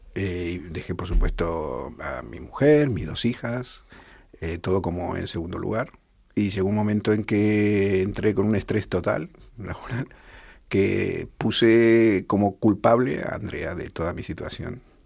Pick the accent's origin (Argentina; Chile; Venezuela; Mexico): Argentina; Buenos Aires; moved away as an adult; also born or lived in Tel Aviv, Israel; now in Rivas-Vaciamadrid, Spain; somos de Buenos Aires